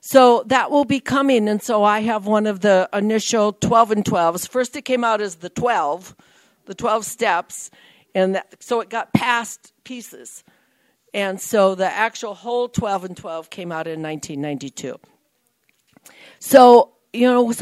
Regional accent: Nebraska, United States; moved away as an adult; now in California, United States; I moved from Nebraska to California. I'm a California girl who was born in the wrong state

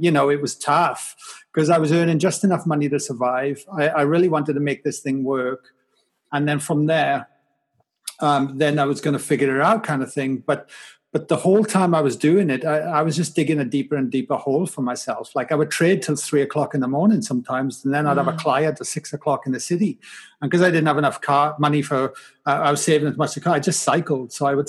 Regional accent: Wales, United Kingdom; But growing up in Wales was pretty tough as well. I mean, I grew up in a valley. On a council estate

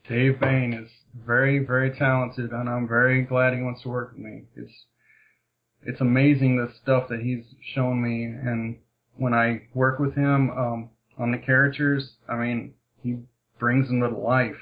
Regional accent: Kentucky, United States; I'm from Kentucky

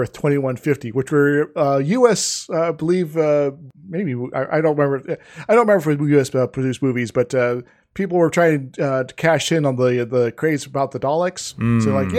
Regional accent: Iowa, United States; I'm from Iowa originally.

